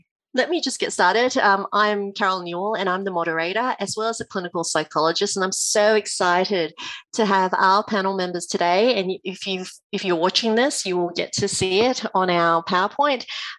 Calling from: Hornsby, New South Wales, Australia; I am zooming in from Hornsby, Gordon area.

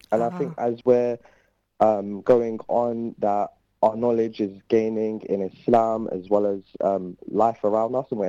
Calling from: London, United Kingdom; I'm calling from London, Wembley.

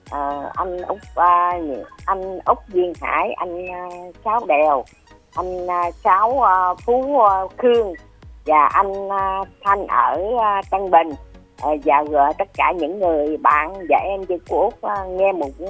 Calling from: Duc Hoa, Long An, Vietnam; cô là cô út ở à, Đức Hòa Long

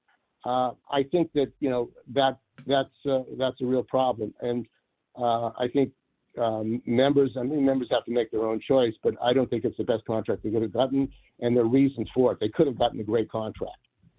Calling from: San Francisco, California, United States; from San Francisco.

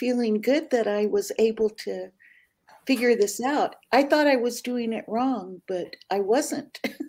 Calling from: Riverside, California, United States; Today, I am in Riverside, California today. Tonight, okay, I'll be in the Bay Area.

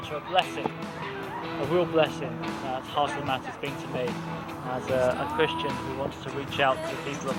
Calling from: Bracknell, South East England, United Kingdom; calling from Bracknell, a town just outside London.

